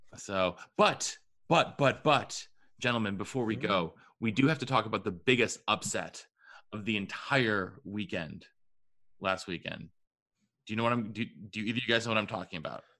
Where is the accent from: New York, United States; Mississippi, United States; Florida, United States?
New York, United States; Pittsford; moved away; Pittsford, New York, my hometown of nine years